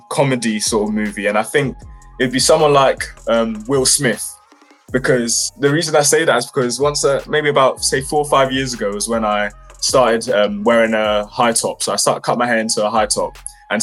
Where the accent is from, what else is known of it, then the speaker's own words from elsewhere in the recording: London, United Kingdom; I grew up in West London around Ealing, Acton area, and it was quite fairly chilled